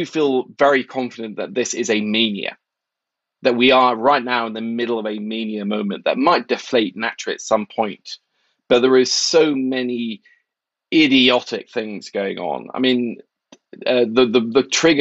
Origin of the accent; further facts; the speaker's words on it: Oslo, Norway; moved away as an adult; also born or lived in New York; I grew up in Norway in the 80s